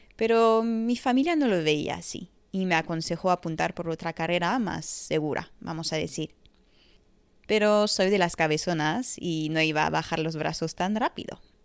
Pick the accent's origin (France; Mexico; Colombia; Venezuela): France; Empecé a montar de joven en un pony club en Francia, mi país de nacimiento